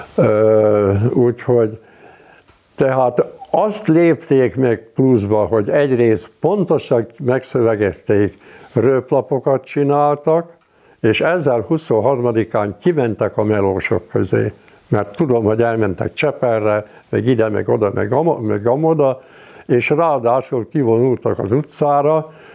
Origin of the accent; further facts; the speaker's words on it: Hungary; also born or lived in Budapest; én falun nőttem föl